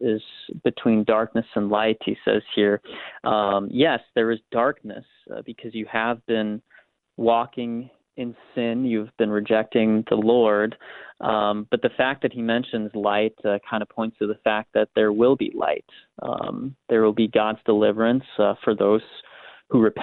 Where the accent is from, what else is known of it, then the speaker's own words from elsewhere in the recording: South Dakota, United States; growing up in South Dakota, I would go on runs with my dad really early in the morning.